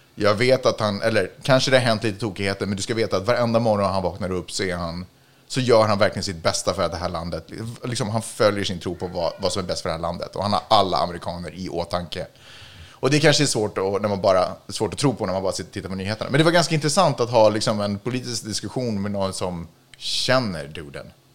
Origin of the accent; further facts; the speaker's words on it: Sweden; jag är ju svensk